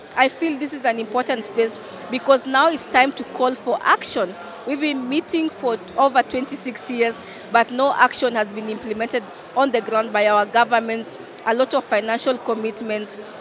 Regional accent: Kenya; from the Pokot Peoples of Kenya

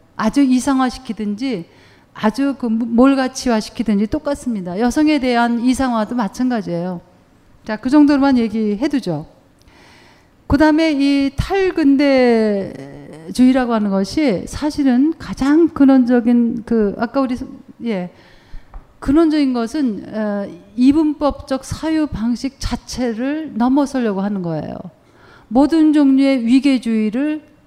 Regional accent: South Korea; moved away as an adult; also born or lived in Germany; now in United States; 한국에서 태어났고 한국에서 대학원까지 다 공부했어요

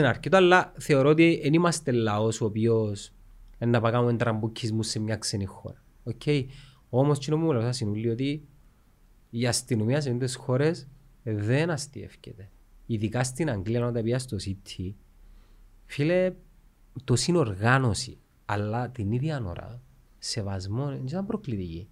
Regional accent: Cyprus; από Κύπρο είμαι

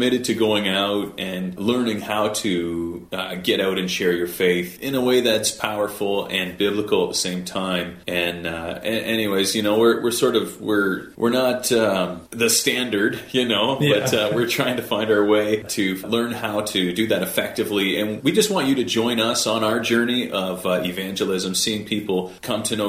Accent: Ontario, Canada; moved away as an adult; now in Grande Prairie, Canada; I'm from Ontario originally. I've been in Alberta for almost 2 years

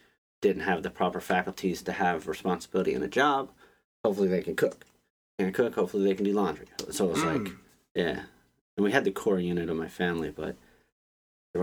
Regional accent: Pine Island, Florida, United States; moved away as an adult; now in Baltimore, United States; Then we went down to South Florida. It was like Fort Myers, Pine Island. And I spent 20 years on an island.

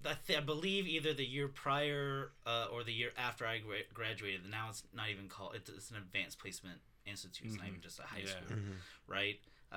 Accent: Destin, Florida, United States

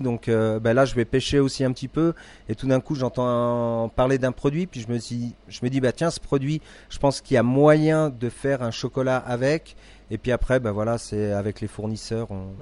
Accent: Deux-Sèvres, Nouvelle-Aquitaine, France; moved away as an adult; also born or lived in Valais, Switzerland; now in Crans-Montana, Switzerland; je suis français des, Deux-Sèvres

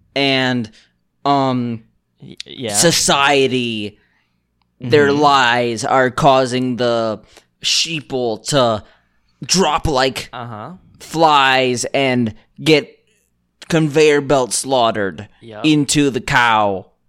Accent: Gambia; I'm from the Gambia

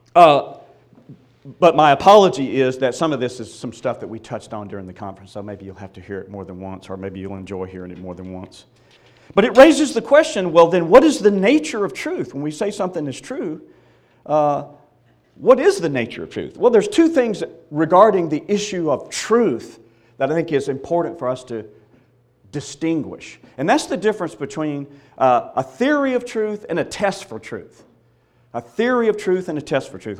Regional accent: Mississippi, United States; I was born and reared in Mississippi

